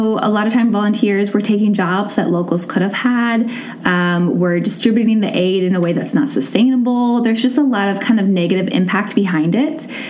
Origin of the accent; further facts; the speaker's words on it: Indiana, United States; I grew up in Indiana my whole life